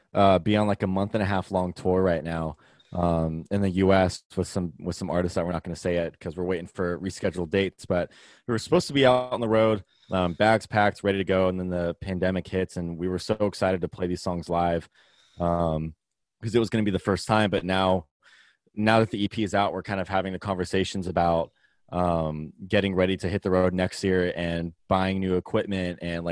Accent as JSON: {"language": "English", "town": "Vacaville", "region": "California", "country": "United States", "lives_now": "Sacramento, United States", "said": "He still lives in Vacaville, but we're all originally from Vacaville together."}